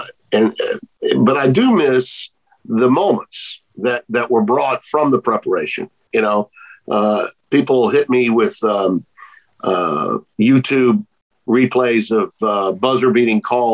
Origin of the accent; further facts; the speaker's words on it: Louisiana, United States; It's in New Orleans. It's in my home state